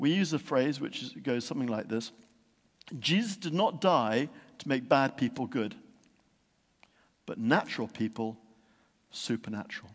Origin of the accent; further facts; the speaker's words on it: Yorkshire and the Humber, United Kingdom; When I was growing up in Yorkshire, there was one near us at a place called Menwith Hill